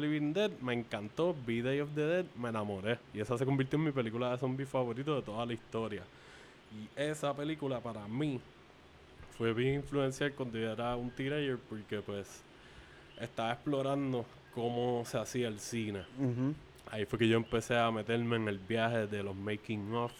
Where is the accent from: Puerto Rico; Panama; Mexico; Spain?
Puerto Rico; Carolina; also born or lived in Canóvanas, Puerto Rico; En el área de Carolina, haciendo colindancia con Canóvanas, que es el otro pueblo en donde yo crecí, aquí en Puerto Rico.